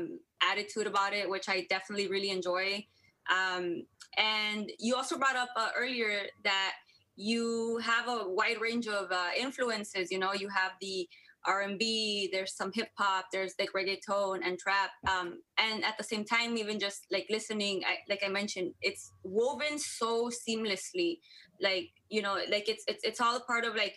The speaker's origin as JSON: {"language": "English", "country": "United States", "tie": "born or raised there", "first_language": "Spanglish", "said": "I grew up on the U.S.-Mexico border, so Spanglish has always been a very just native language for me."}